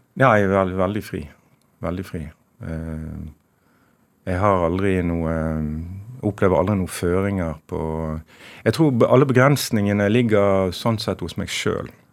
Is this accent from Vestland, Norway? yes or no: yes; Sandane, Vestland, Norway; moved away; also born or lived in Stavanger / Bergen; Jeg har jo født i Stavanger og vokst opp i, på Sandane i Nordfjord